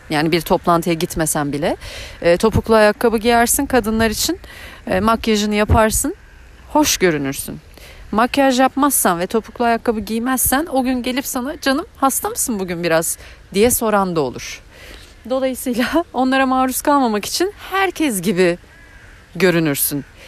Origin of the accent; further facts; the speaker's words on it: Eskişehir, Turkey; moved away as an adult; also born or lived in Ankara; Ee, Eskişehirliyim. Ee, 36 yaşındayım. Ee, 18 yılımı Eskişehir'de geçirdim